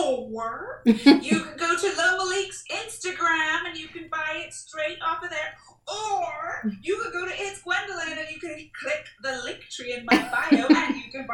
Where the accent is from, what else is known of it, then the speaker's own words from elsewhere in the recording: Jamaica; being Jamaican, right? It's like we learn mint tea from the ground.